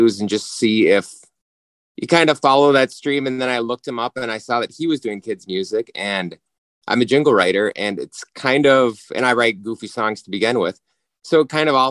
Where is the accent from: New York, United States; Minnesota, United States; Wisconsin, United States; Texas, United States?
Minnesota, United States; we're from Minnesota